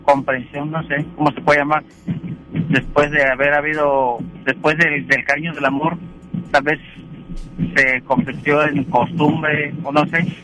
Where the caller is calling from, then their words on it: Monterrey, Nuevo León, Mexico; Eh, de aquí de Monterrey, voy camino a casa.